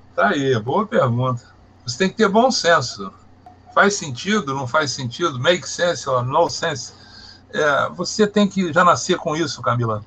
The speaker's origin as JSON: {"language": "Portuguese", "town": "Barbacena", "region": "Minas Gerais", "country": "Brazil", "tie": "born or raised there", "also_born_or_lived": "Brasília", "moved": "yes", "lives_now": "Rio de Janeiro, Brazil", "said": "Eu sou de Minas Gerais. Eu adotei o Rio de Janeiro como meu estado, mas eu sou nascido em Minas Gerais, tenho família em Minas Gerais, vou a Minas Gerais. Uhum pertinho do Rio de Janeiro, na cidade de Barbacena"}